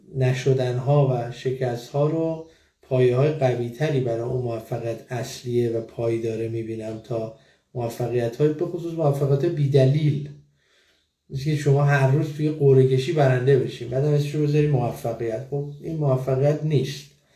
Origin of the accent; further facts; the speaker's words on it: Iran; moved away as an adult; که من از ایران مهاجرت کردم